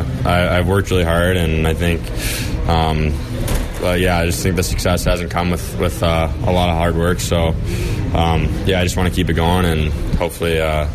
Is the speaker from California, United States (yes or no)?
no; Detroit, Michigan, United States; I'm from Detroit